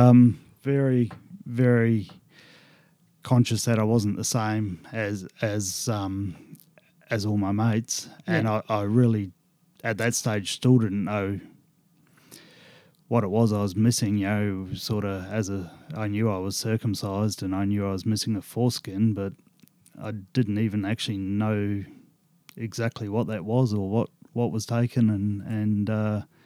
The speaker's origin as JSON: {"language": "English", "country": "New Zealand", "tie": "born or raised there", "said": "I was born in New Zealand in the 70s"}